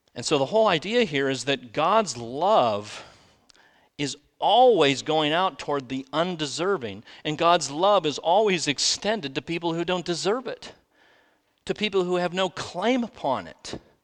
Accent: United States; I'm an American.

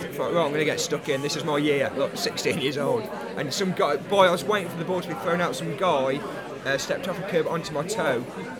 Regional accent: Midlands, United Kingdom; I'm from the Midlands, so I live near Coventry, which is right in the middle of the country.

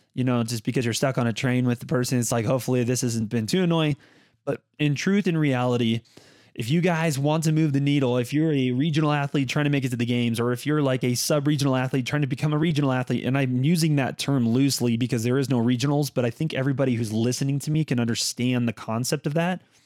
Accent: Las Vegas, Nevada, United States; this kid from Las Vegas

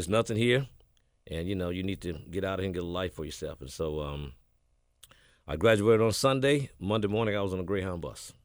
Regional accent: Batesville, Mississippi, United States; born or raised there; also born or lived in Houston, Texas; now in Memphis, United States

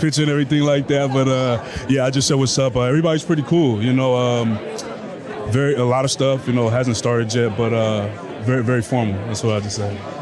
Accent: the Bay Area, California, United States; moved away; I'm from the Bay Area, I'm from California

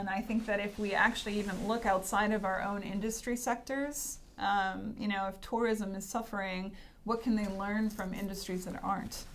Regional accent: Hanson, Massachusetts, United States; I grew up in Massachusetts, and the town I grew up in is called Hanson

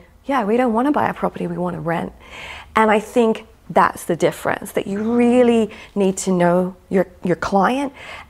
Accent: Australia; born there; accent: American; also born or lived in United States; I'm Australian, so, birth.

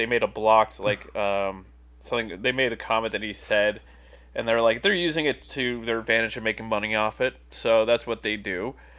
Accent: New Jersey, United States; growing up in Jersey where I did, it was very different because it was a Jets. It was a Giants Mets territory.

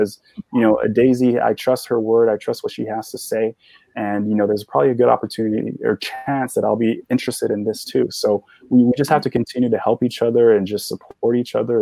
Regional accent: Sierra Leone; now in New York, United States; So I was born in Sierra Leone, West Africa

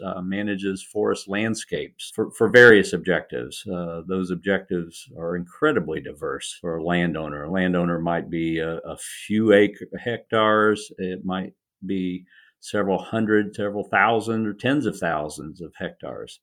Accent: Indianapolis, Indiana, United States; now in Raleigh, United States; I grew up in Indiana, in the Midwest of the United States, in Indianapolis

